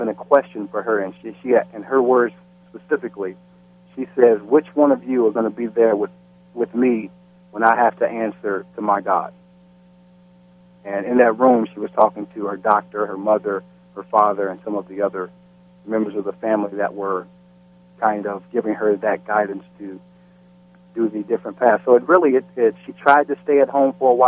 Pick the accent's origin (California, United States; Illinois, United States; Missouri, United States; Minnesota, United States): Missouri, United States; St. Louis; I was born and raised in St. Louis, Missouri